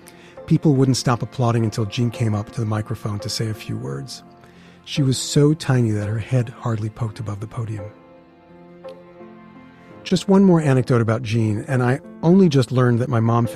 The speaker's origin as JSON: {"language": "English", "town": "New York City", "region": "New York", "country": "United States", "tie": "born or raised there", "said": "Now, I'm from Queens, and growing up there, it felt like the last place that would have a gay pride parade."}